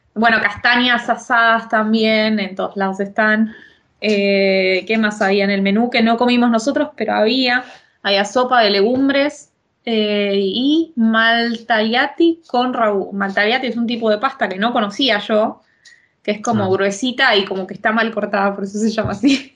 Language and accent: Spanish; Argentina; now in Italy